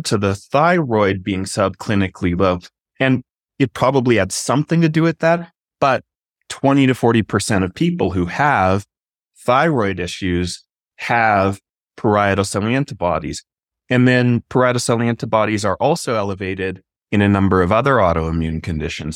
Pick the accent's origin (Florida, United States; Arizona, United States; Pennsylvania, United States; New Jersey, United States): Arizona, United States; I grew up in Arizona